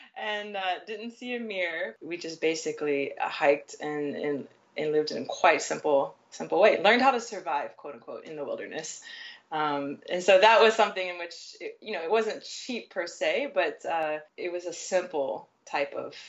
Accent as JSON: {"language": "English", "town": "Nashville", "region": "Tennessee", "country": "United States", "lives_now": "Asia", "said": "So yeah, I'm originally from the U.S., Nashville, Tennessee, and I don't think you'll find much of a southern accent when I'm speaking, but that's exactly where I am from."}